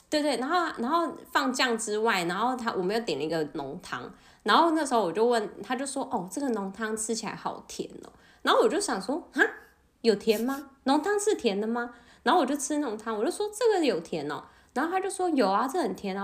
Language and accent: Chinese; South Korea; 因为我们韩国人真的是多不爱喝热水